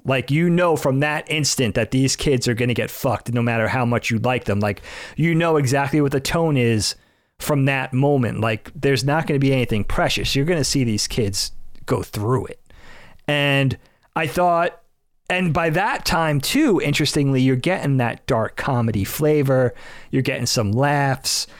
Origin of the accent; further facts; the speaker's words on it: Northeast, United States; we're from the Northeast, you know, everything's kinda civilized and populated